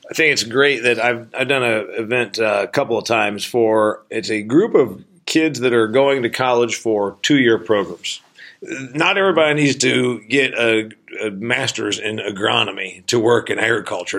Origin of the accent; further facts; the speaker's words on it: Northeast Indiana, United States; I'm from Northeast Indiana.